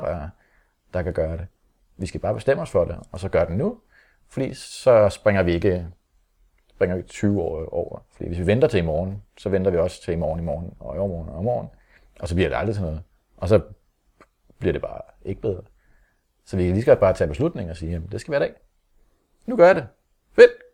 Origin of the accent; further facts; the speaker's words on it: Holte, Capital Region of Denmark, Denmark; vi er opvokset i Holte